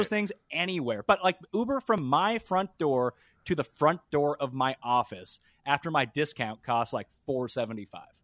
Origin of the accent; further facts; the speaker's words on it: Canada; I'm from a university city, so there's, like, seven colleges